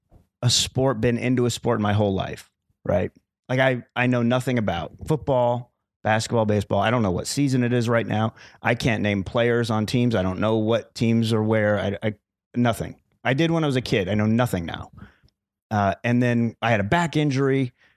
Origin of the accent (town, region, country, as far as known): Arizona, United States; born or raised there